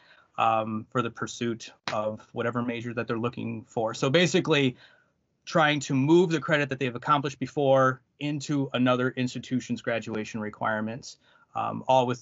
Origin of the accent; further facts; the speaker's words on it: the Thumb area of Michigan, United States; I am from the Thumb area of Michigan